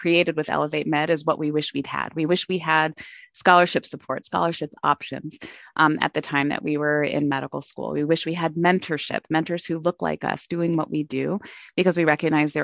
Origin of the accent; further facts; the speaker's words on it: Arizona, United States; moved away; I'm an Arizona native